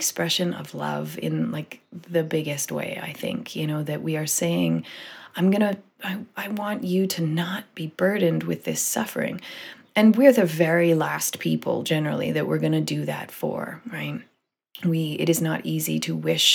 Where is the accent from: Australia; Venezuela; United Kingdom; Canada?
Canada; as a Canadian